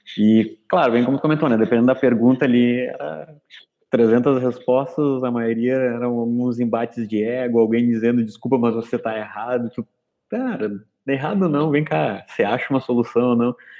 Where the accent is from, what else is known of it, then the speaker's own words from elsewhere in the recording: Rio Grande do Sul, Brazil; eu sou do Rio Grande do Sul também